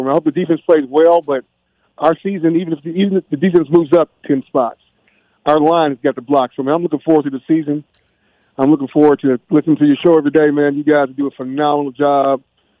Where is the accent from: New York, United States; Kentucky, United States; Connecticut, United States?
Kentucky, United States; I'm from Kentucky